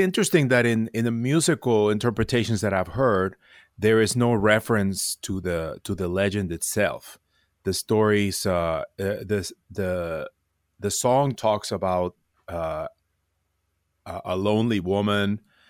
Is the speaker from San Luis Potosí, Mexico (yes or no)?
yes; San Luis Potosí, Mexico; I grew up in San Luis Potosí, in Mexico, and we heard as children the legend of La Llorona.